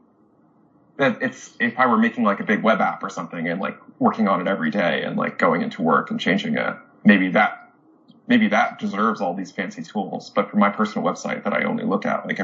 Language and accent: English; New Jersey, United States; I grew up in New Jersey, not too far from the lab